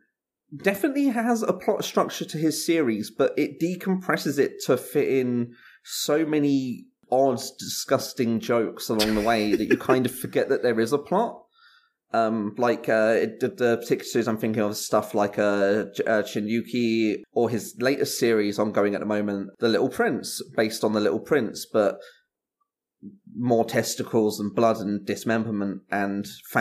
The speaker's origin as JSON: {"language": "English", "country": "Japan", "said": "But yeah, I'm from Japan."}